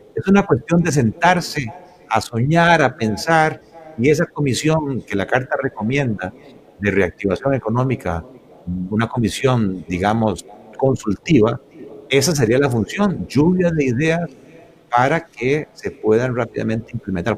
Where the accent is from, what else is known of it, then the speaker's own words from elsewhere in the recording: Costa Rica; me heredaron este país, me dieron la educación primaria, secundaria, universitaria también, prácticamente gratuita